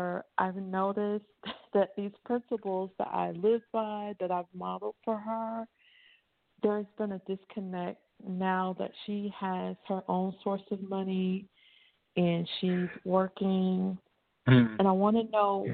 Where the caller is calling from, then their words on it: Lakeland, United States; I'm calling from the Lakeland area